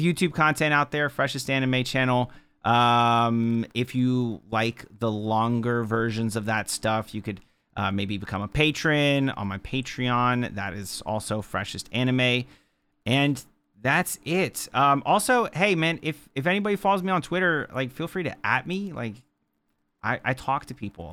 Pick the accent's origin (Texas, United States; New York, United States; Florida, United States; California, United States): Florida, United States